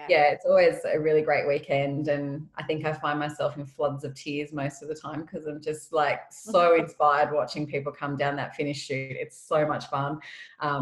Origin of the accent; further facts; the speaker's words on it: Canberra, Australian Capital Territory, Australia; also born or lived in Sydney / Bega; So I've lived in Canberra probably most of my life. I was born in Sydney, but lived here since I was about four.